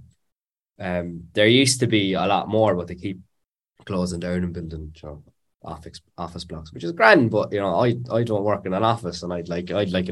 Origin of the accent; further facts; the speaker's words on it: Cork, Munster, Ireland; I'm from Cork